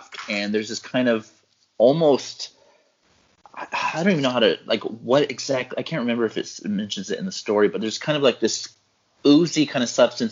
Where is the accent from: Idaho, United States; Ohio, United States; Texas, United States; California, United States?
California, United States; Central Valley; growing up in the Central Valley